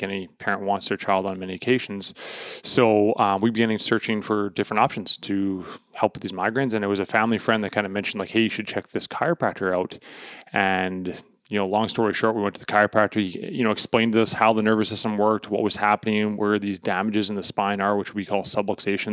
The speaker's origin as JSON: {"language": "English", "town": "Portage la Prairie", "region": "Manitoba", "country": "Canada", "moved": "yes", "lives_now": "Winnipeg, Canada", "said": "I'm from Portage la Prairie, Manitoba."}